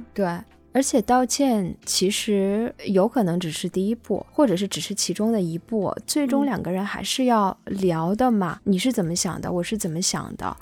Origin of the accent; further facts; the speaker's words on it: China; 我们中国人